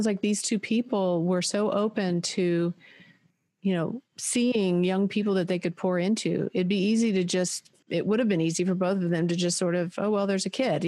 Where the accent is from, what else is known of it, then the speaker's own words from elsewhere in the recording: United States; I grew up in America, you know, and we had a big family, We moved a lot. My dad was in the Navy.